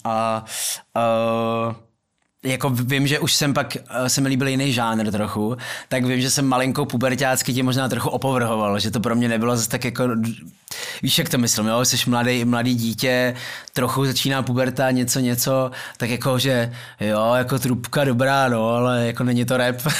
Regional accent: Prague, Czechia; vyrůstal jsem v Myslíkovce

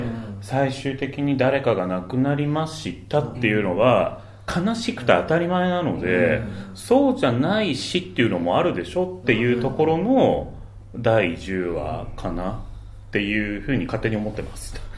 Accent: Kawasaki, Kanagawa, Japan; ちょっと川崎生まれなんだよね、俺

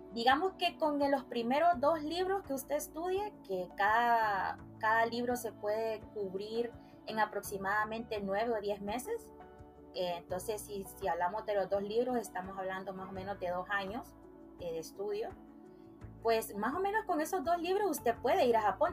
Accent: Puerto Cortés, Cortés, Honduras; now in San Pedro Sula, Honduras; yo nací en Puerto Cortés, Honduras, pero ya llevo aproximadamente 20 años de vivir eh, acá en San Pedro Sula

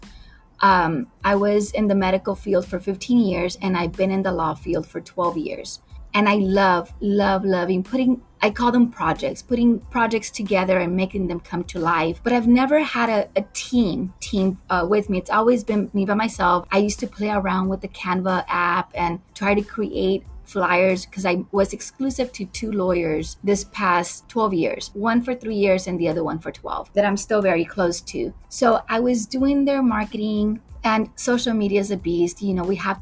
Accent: McAllen, Texas, United States; I was born and raised in McAllen, Texas

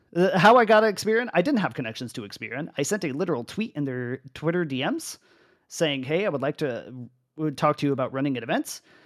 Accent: United States; moved away as an adult; also born or lived in Arizona; I come from North America

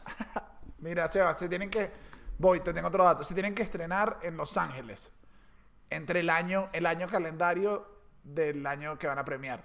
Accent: Caracas, Capital District, Venezuela; uno como caraqueño, en mi caso

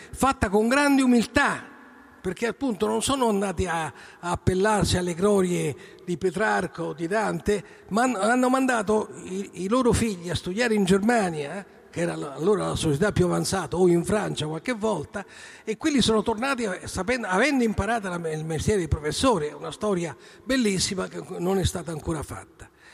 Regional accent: Rome, Lazio, Italy; noi siamo romani

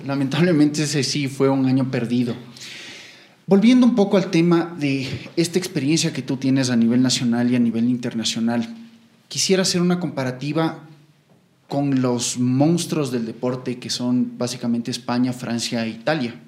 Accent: Ecuador; como seleccionado ecuatoriano

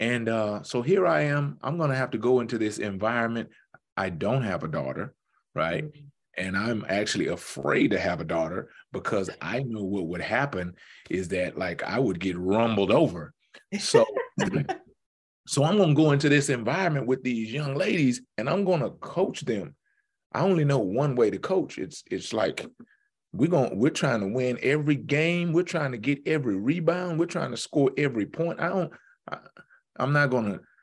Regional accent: Houston, Texas, United States; I'm from Houston, very big city

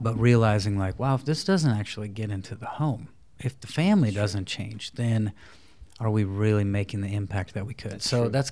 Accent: Iowa, United States; I grew up in Iowa in a single parent home

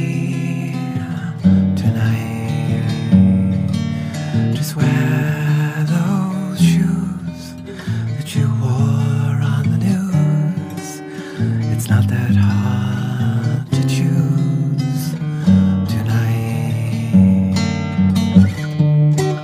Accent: England, United Kingdom; I'm English

